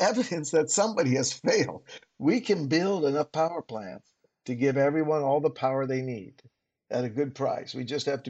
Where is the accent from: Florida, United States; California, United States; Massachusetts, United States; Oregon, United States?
California, United States; I'm from California. The whole family's there.